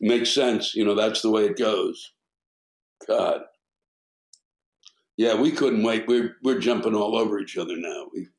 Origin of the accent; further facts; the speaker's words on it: Germany; My complaint is about the stupid, ignorant, and spoiled people in my home country, Germany, especially during COVID.